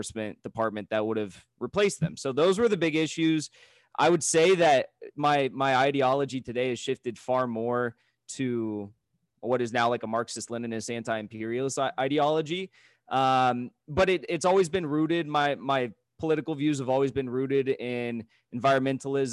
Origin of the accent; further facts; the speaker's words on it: San Clemente, California, United States; I ran for city council twice in my hometown of San Clemente, California